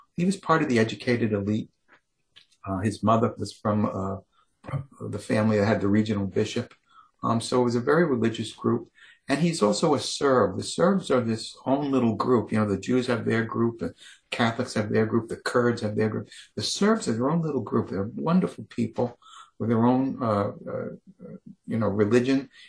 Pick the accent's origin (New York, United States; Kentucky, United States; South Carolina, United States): New York, United States; I grew up in New York